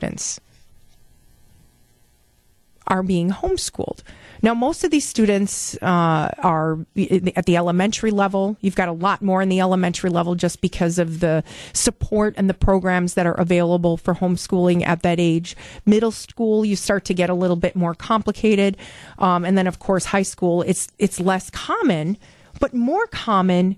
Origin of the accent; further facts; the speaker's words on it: West Bend, Wisconsin, United States; I grew up in Jackson, West Bend area